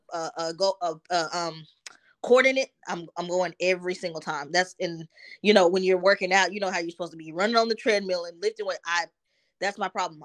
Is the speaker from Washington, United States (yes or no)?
no; Dallas, Texas, United States; also born or lived in New Jersey; I grew up in Dallas